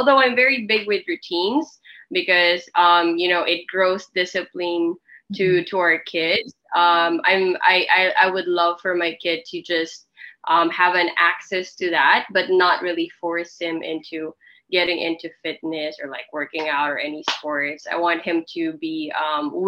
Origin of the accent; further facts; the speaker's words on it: Philippines; moved away as an adult; also born or lived in Korea; I was born and raised here in the Philippines